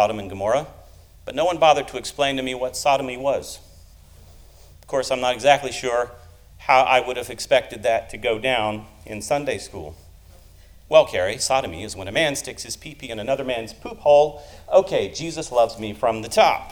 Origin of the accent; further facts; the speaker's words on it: Louisiana, United States; I grew up in Louisiana